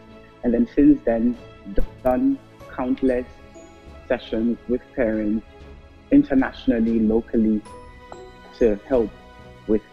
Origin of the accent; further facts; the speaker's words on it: Germany; moved away as an adult; now in Port Harcourt, Nigeria; My background is Ghanaian German. My parents are Ghanaian, but I grew up in Germany